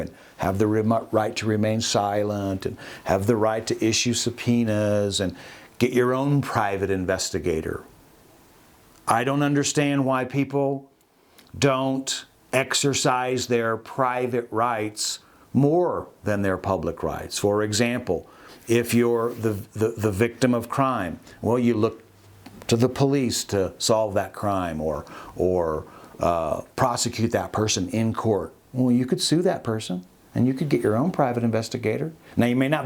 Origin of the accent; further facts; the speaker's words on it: Austin, Texas, United States; moved away; also born or lived in Alaska; I was born in Austin, Texas. I kind of grew up in Austin before I moved to Alaska